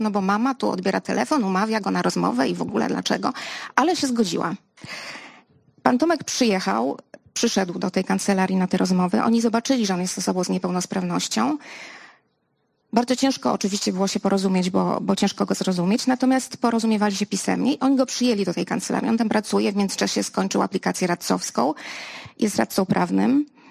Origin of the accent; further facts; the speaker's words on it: Lublin, Lublin Voivodeship, Poland; ja jestem z Lublina.